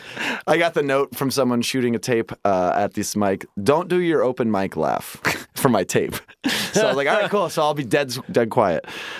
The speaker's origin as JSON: {"language": "English", "town": "Fair Oaks", "region": "California", "country": "United States", "said": "I'm not from Sacramento. I'm from Fair Oaks"}